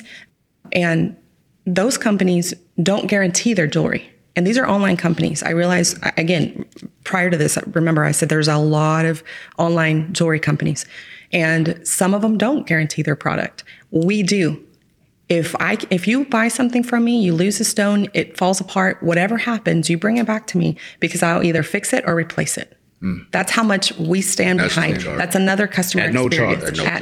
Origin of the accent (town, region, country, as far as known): Midland area, Texas, United States; born or raised there